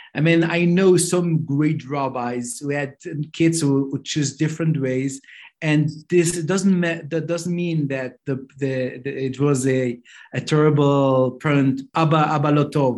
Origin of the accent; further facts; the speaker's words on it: Jerusalem, Jerusalem District, Israel; English is a second language; now in Beitar Illit, Israel; I grew up in Mea Shearim.